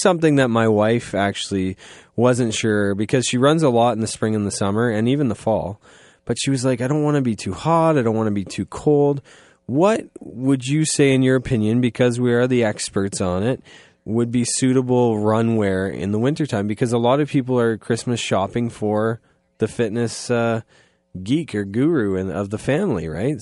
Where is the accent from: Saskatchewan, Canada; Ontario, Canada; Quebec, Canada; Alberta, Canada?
Ontario, Canada; Goddard; I'm from Goddard